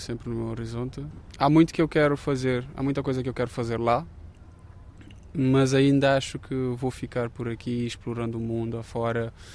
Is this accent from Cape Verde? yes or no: yes; Cape Verde; moved away as an adult; now in Évora, Portugal; Eu sou de Cabo Verde, nascido e criado, e cheguei cá em 2019